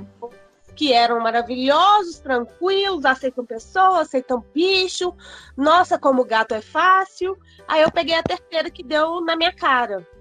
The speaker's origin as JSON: {"language": "Portuguese", "town": "Belo Horizonte", "region": "Minas Gerais", "country": "Brazil", "said": "Sou daqui de BH, pelo sotaque também não tem como negar."}